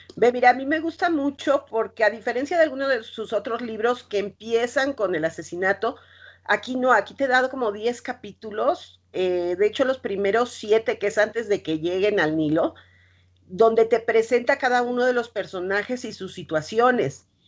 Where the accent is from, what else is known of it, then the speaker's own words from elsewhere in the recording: Mexico City, Mexico; los que somos chilangos